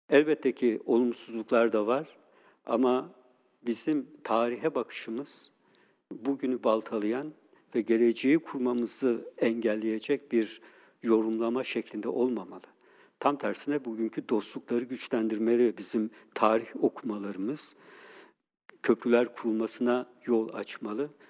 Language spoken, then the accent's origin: Turkish; Turkey; Biz Türkiye'de 50 bin kadar Ermeniyiz. Ee, Türkiye'deki en büyük Müslüman olmayan azınlığız.